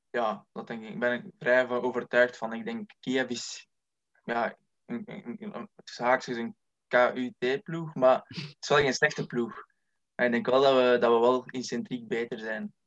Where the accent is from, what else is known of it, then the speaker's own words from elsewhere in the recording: Lebbeke, Flanders, Belgium; Ik ben 23 jaar afkomstig uit Lebbeke